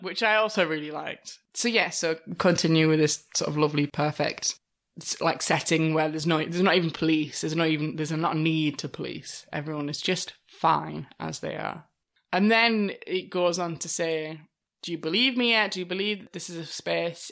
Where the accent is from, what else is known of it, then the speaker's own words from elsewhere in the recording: United Kingdom; as British people